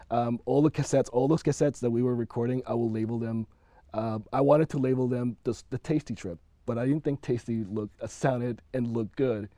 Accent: Panama; moved away; I'm originally from Panama

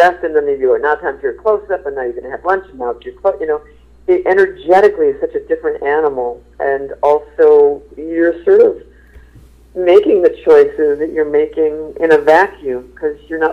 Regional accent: St. Paul, Minnesota, United States; now in New York, United States; St. Paul is my hometown

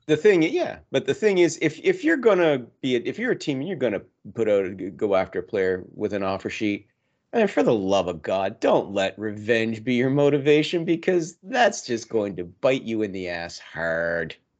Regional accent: Canada; I'm Canadian

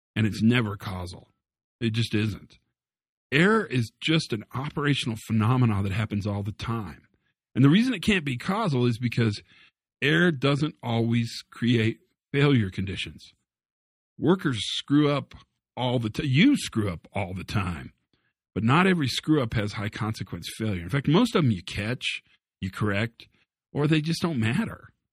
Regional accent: Western Kansas, United States; I grew up in Western Kansas.

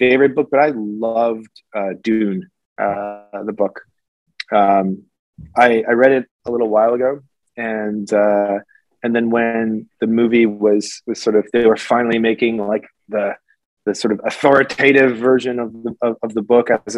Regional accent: Canada; as a Canadian

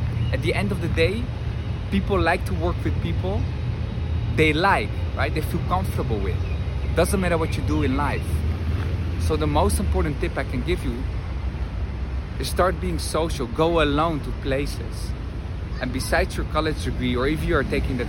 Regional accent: Netherlands; English is a second language; moved away as an adult; now in Madrid, Spain; I'm originally from the Netherlands, but spent here quite some time

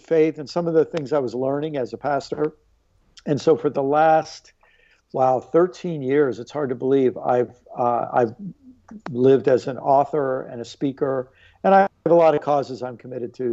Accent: Maryland, United States; also born or lived in New York / Illinois; spent most of my life in Maryland

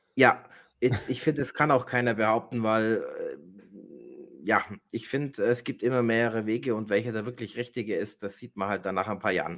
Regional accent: Germany; bei uns in Deutschland

